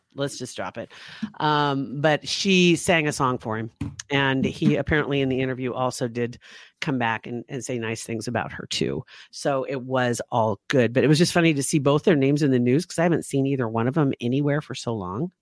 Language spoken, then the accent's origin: English; Ashland, United States; Ashland, my hometown